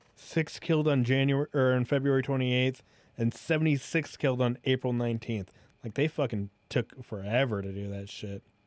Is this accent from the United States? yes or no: yes; United States; as an American